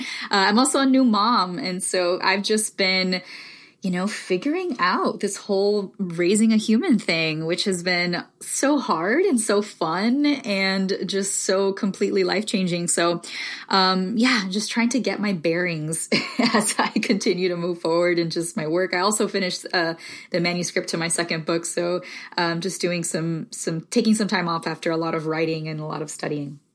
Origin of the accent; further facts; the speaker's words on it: Miami, Florida, United States; first language Spanish; English is a second language; moved away as an adult; also born or lived in the South (US); I'm Cuban American, originally from Miami